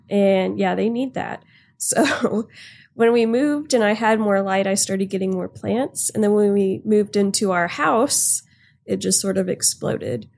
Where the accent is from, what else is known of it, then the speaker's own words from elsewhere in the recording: Houston, Texas, United States; also born or lived in Louisiana; I grew up in Houston, and I lived in Louisiana for a little bit